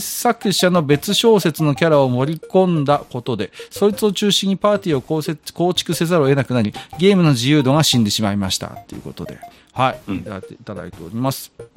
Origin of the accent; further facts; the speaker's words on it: Tohoku, Japan; 僕東北人で色白